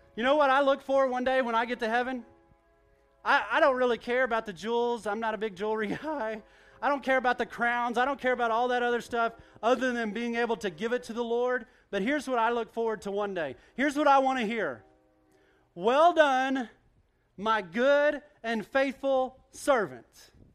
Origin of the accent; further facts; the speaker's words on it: Duncan, Oklahoma, United States; I grew up in Duncan, Oklahoma.